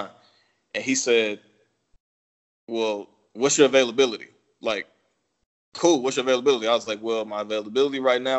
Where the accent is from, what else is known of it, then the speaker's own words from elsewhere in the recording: Dallas, Texas, United States; also born or lived in Germany / St. Louis / Virginia; I'm in Texas. One show is 2 hours from me. I'm from Dallas